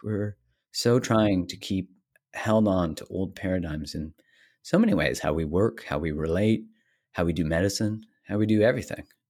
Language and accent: English; Calgary, Alberta, Canada; I grew up in Calgary, Canada